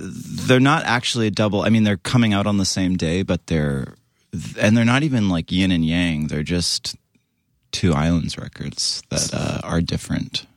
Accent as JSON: {"language": "English", "area": "near Vancouver", "region": "British Columbia", "country": "Canada", "tie": "born or raised there", "said": "I grew up in Canada, West Co-, like, it's kinda near Vancouver"}